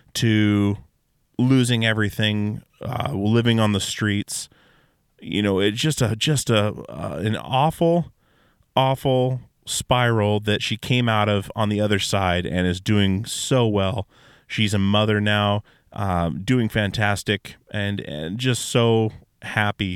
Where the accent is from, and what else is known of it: Alaska, United States; born or raised there